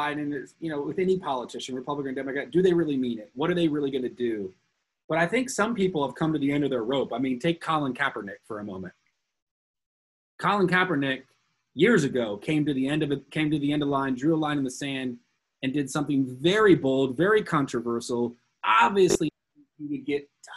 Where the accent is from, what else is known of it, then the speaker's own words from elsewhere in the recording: United States; being an American